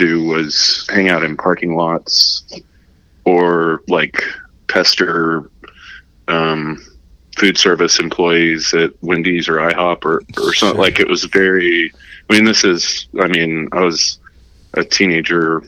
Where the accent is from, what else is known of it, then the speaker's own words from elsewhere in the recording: Arlington, Texas, United States; I'm from Arlington